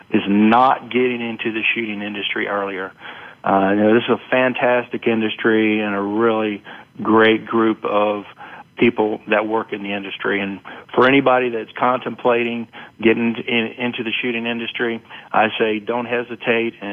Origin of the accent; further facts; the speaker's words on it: North Carolina, United States; now in Georgia, United States; Okay. Well, I grew up in North Carolina. I currently reside in Georgia. However, I still call North Carolina home.